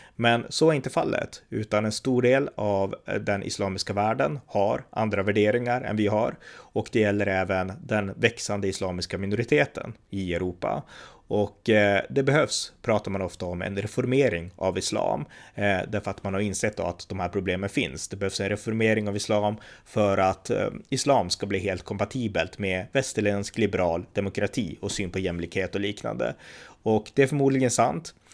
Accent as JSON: {"language": "Swedish", "country": "Sweden", "said": "man kan tycka som svensk att det här är besynnerligt, så här gör vi inte i Sverige."}